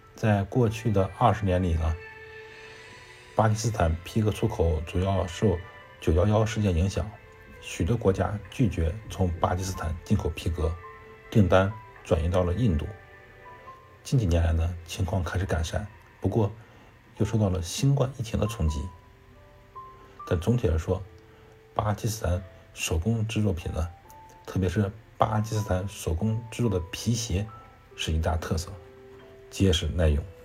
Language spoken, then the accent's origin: Chinese; Heilongjiang, China; moved away; 我老家是黑龙江的